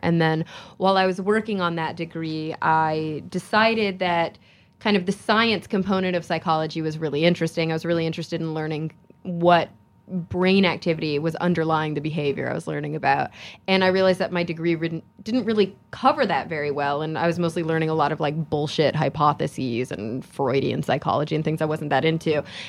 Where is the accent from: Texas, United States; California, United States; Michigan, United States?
Texas, United States; moved away; It was a really tough move for somebody who had been growing up in Texas.